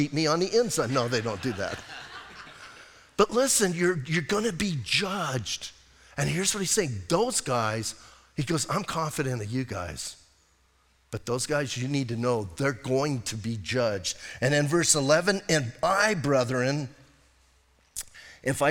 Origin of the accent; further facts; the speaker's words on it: Bisbee, Arizona, United States; I'm from Bisbee